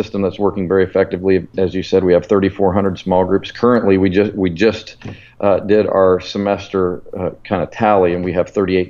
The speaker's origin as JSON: {"language": "English", "region": "Colorado", "country": "United States", "tie": "born or raised there", "moved": "as an adult", "lives_now": "Alabama, United States", "said": "Pastor Chris was my youth pastor 26 years ago out in Colorado where I grew up."}